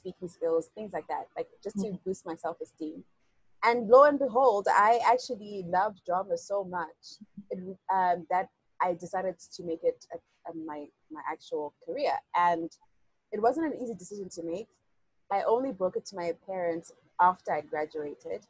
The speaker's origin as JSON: {"language": "English", "country": "Zimbabwe", "said": "I'm a young woman from Zimbabwe"}